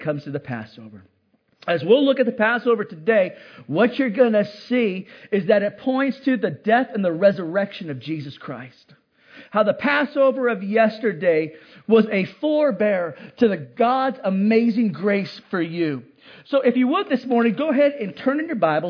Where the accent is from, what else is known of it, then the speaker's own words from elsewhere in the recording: Hawaii, United States; moved away; I grew up in Hawaii